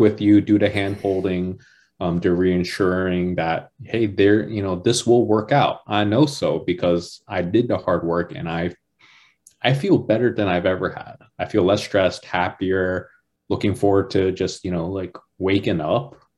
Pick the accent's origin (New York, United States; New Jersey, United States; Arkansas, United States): New Jersey, United States; moved away; also born or lived in Georgia; I grew up in New Jersey